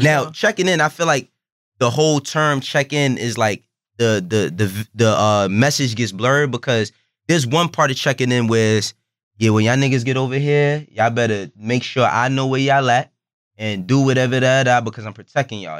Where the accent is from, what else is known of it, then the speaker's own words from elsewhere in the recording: New York, United States; I, am born and raised in New York.